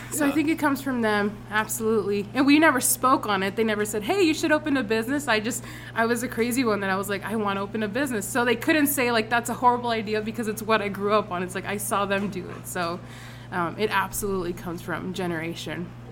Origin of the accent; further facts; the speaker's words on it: Anderson, California, United States; this is where I grew up in Anderson